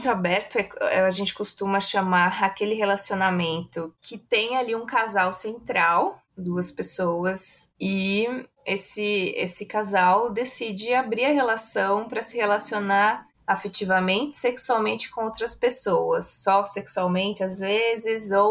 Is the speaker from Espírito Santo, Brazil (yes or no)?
no; São Paulo, Brazil; accent: mix; also born or lived in Minas Gerais; Eu nasci em Minas, eu cresci, eu vivi só dois meses em Minas e aí eu já vim para o interior de São Paulo.